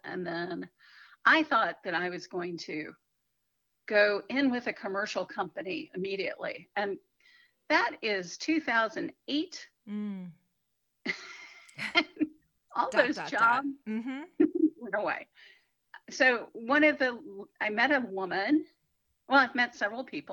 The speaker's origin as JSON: {"language": "English", "town": "Atlanta", "region": "Georgia", "country": "United States", "tie": "born or raised there", "also_born_or_lived": "South Florida / New York", "moved": "yes", "lives_now": "Charlotte, United States", "said": "I grew up in Atlanta"}